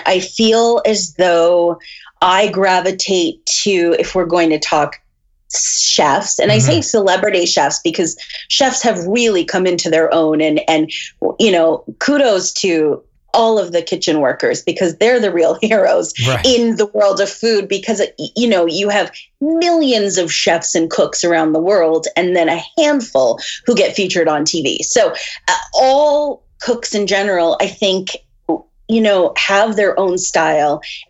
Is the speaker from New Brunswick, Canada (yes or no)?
yes; Fredericton, New Brunswick, Canada; also born or lived in Montreal / Halifax / Vancouver / Toronto; now in Red Deer, Canada; I've moved around a lot. I was born in Montreal, and then I grew up in Fredericton, New Brunswick. And then I moved, after university, I moved to Halifax, Vancouver, Toronto, New York, and then Calgary, and now Red Deer, Alberta.